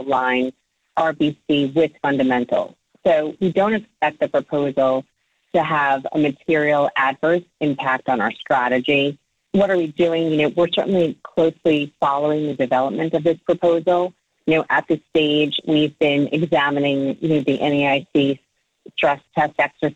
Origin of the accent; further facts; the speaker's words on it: Cliffside Park, New Jersey, United States; My hometown is Cliffside Park, New Jersey